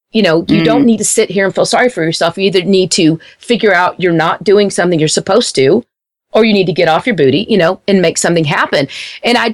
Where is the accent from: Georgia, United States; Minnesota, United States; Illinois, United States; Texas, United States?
Texas, United States; Wichita Falls; where I grew up in Wichita Falls, it's a very small town.